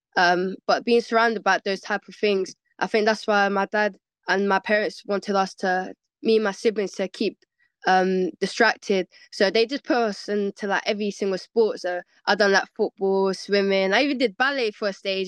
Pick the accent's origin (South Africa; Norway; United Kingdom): United Kingdom; London; I was born in London, born and raised West of London. Um, I'm from Shepherd's Bush